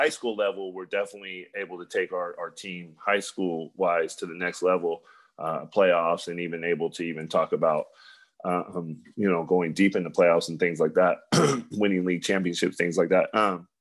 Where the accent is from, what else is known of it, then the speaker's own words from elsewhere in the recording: Bay Area, California, United States; growing up in the Bay Area